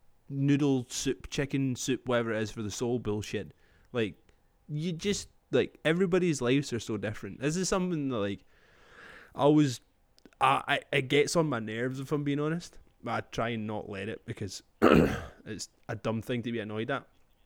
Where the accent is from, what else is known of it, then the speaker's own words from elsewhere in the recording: Scotland, United Kingdom; But I'm Scottish, man.